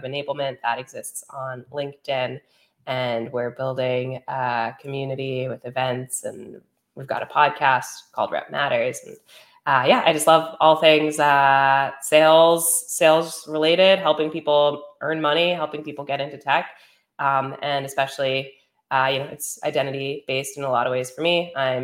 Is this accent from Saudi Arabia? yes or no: no; Teaneck, New Jersey, United States; moved away as an adult; also born or lived in Ithaca, New York; grew up in New Jersey, Teaneck, New Jersey